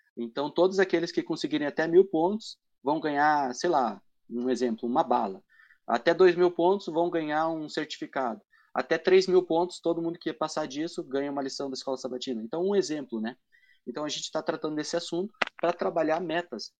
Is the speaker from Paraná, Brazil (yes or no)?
yes; Matinhos, Paraná, Brazil; now in Paranaguá, Brazil; Eu não conhecia ninguém em Paranaguá, né? Porque eu justamente sou de Matinhas